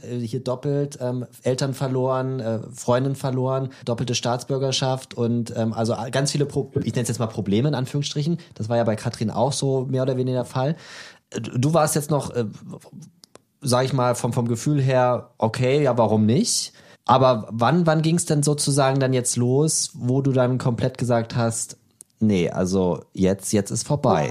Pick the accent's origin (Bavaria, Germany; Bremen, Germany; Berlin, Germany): Berlin, Germany; Ich bin ja Berliner, da, da heißt es ja, ich wohne in Berlin, dann wohne ich auch in Berlin.